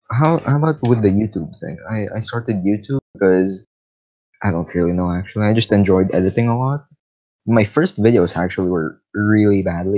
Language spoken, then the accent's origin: English; Philippines; now in Italy; I'm from the Philippines. Full Filipino. Like, no European, just full Filipino.